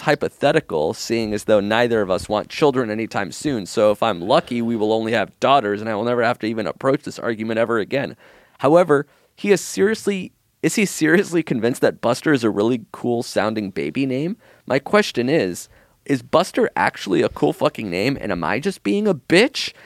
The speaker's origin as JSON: {"language": "English", "country": "Israel", "tie": "born or raised there", "moved": "yes", "said": "I was born in Israel, so my birth certificate is just how to spell my name in Hebrew"}